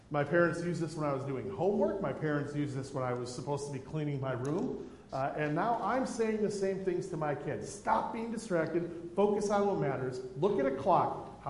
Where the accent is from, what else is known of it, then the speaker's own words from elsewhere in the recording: United States; Because I was raised Lutheran in the United States, and because of that, I now consider myself a Lutheran.